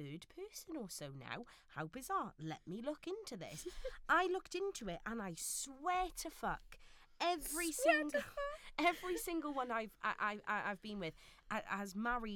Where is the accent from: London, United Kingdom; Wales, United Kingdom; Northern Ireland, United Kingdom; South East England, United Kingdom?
Wales, United Kingdom; Neath; my hometown of Neath in South Wales